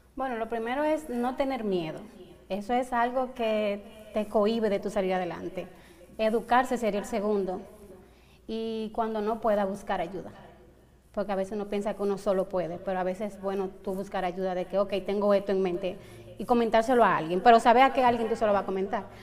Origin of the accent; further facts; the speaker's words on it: Santo Domingo, Dominican Republic; moved away as an adult; en Santo Domingo, en mi país, pero aquí tengo como tres años